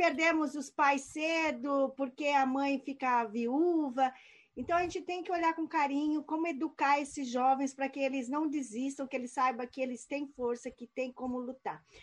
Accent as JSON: {"language": "Portuguese", "country": "Brazil", "also_born_or_lived": "United States", "moved": "as an adult", "said": "os brasileiros, como eu, que saíram fugidos do Brasil"}